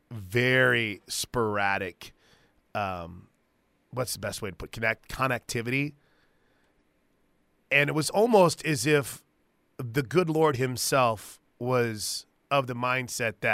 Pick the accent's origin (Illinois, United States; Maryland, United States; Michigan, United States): Illinois, United States; I'm from Illinois